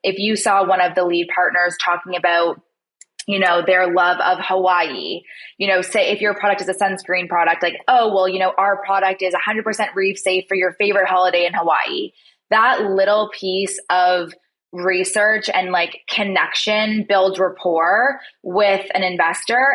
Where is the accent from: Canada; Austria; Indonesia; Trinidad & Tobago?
Canada; Toronto, Ontario; moved away; I'm actually from Toronto, Canada